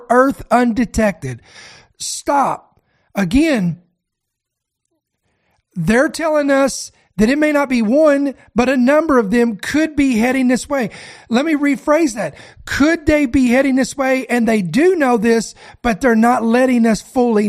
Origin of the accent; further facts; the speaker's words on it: Kentucky, United States; I am born and raised in Kentucky